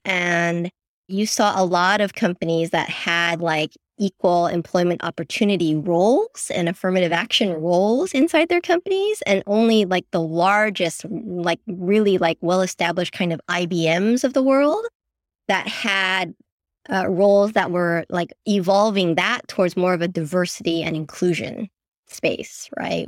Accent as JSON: {"language": "English", "town": "San Francisco", "region": "California", "country": "United States", "tie": "born or raised there", "said": "I grew up in San Francisco, born and raised, but my parents are immigrants, so I'm first generation born here."}